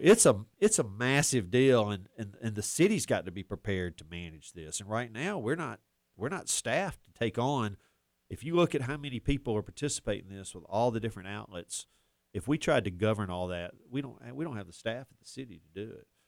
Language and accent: English; Auburn, Alabama, United States; also born or lived in Birmingham; I was raised here in Auburn. My family moved here when I was just a baby, and I spent my entire life here